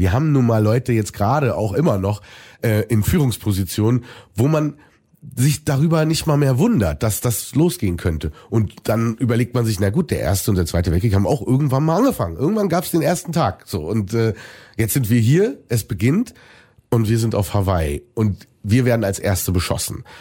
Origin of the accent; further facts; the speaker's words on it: Germany; für Deutschland, für mein Heimatland